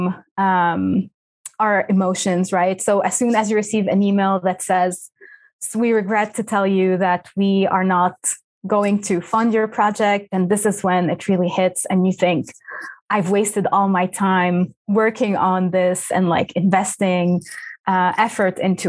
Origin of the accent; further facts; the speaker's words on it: Lebanon; first language Arabic; English is a second language; moved away; I am Lebanese by origin. And so back home, I went to a French school. So my mother tongue is Arabic